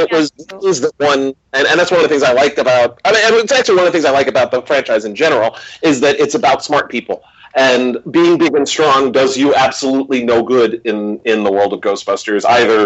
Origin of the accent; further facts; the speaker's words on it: New York City, New York, United States; I'm a New Yorker